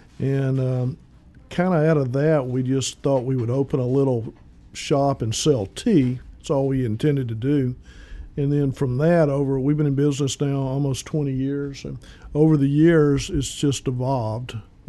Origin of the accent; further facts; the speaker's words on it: Northeast Texas, United States; moved away; I work for Jan. I'm originally from Northeast Texas